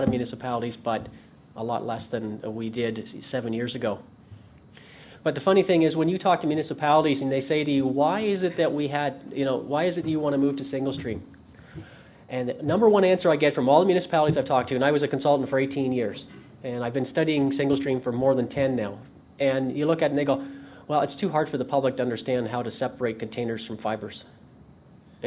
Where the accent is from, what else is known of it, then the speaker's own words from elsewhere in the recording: Ontario, Canada; I'm from Ontario, Canada